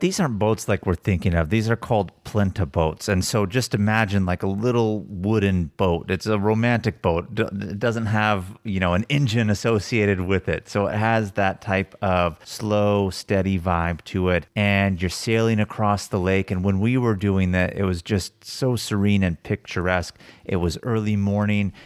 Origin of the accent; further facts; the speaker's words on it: United States; being American